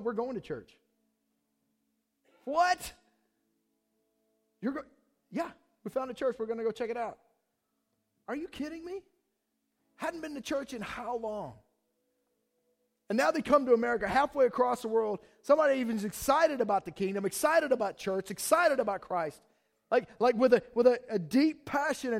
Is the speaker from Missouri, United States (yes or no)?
yes; Kansas City, Missouri, United States; we're from Kansas City